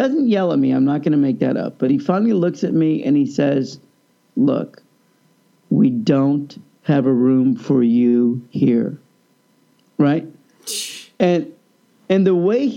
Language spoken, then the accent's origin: English; Kansas, United States; moved away; also born or lived in Austin, Texas; I grew up in Kansas.